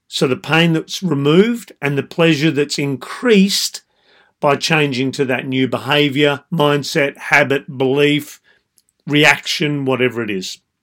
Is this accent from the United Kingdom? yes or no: no; Australia; I being Australian